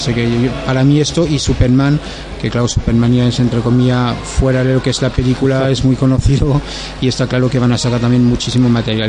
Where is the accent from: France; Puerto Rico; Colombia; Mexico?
France; Spanish is a second language; now in Alicante, Spain; ya lo notarás con el acento que no soy de, España y vamos, soy francés